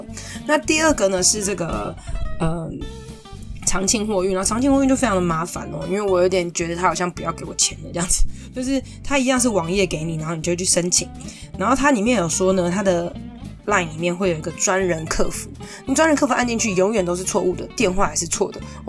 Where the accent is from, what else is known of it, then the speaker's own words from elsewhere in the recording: Taiwan; 我们台湾人